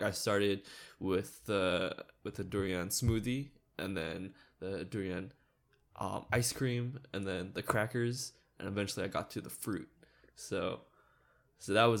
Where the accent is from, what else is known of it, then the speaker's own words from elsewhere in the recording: Monterey Park, California, United States; first language English; I grew up in Monterey Park